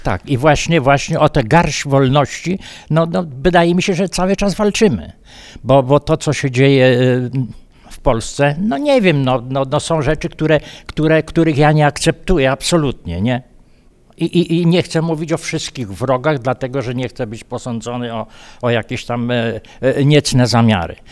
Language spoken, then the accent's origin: Polish; Miejsce Piastowe, Subcarpathian Voivodeship, Poland; now in Istebna, Poland; urodziłem się w miejscu piastowym, mieszkałem e, na Kubalonce, to jest taka część Istebnej i tam po prostu żyję do dziś, to, czyli ponad 50 lat